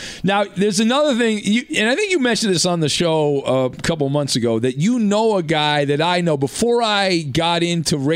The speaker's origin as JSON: {"language": "English", "area": "Orange County", "region": "California", "country": "United States", "said": "I'm from Orange County"}